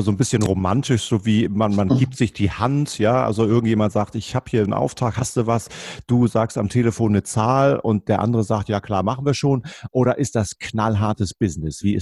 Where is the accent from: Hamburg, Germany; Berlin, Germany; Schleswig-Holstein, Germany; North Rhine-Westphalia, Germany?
Hamburg, Germany; Wir kommen ja beide aus Hamburg und äh, der Hamburg gilt als Stadt der Kaufleute.